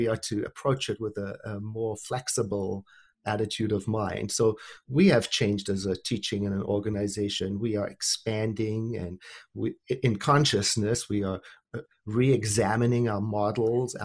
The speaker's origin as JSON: {"language": "English", "town": "Johannesburg", "region": "Gauteng", "country": "South Africa", "tie": "born or raised there", "said": "I was born and raised in Johannesburg, South Africa, during the apartheid era"}